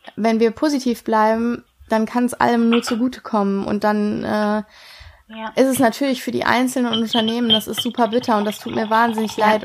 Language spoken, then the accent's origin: German; Ruhr area, North Rhine-Westphalia, Germany; bei uns im Ruhrgebiet